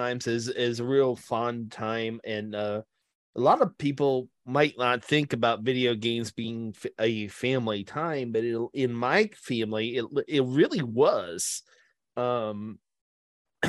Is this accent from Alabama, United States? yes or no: no; Westlake, Ohio, United States; moved away; when I lived in the Cleveland area, I lived in Westlake, Ohio